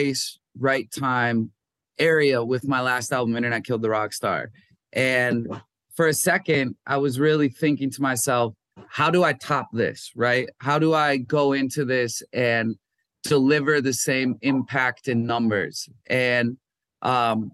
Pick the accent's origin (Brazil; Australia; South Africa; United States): United States; Minnesota; moved away; I'm from Minnesota